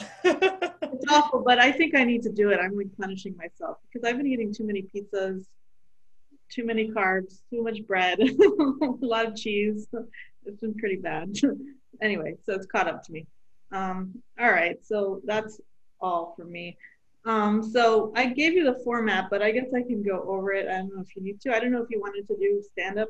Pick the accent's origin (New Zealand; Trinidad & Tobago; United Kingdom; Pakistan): Pakistan; we're Pakistani. I mean, she is, and I am too.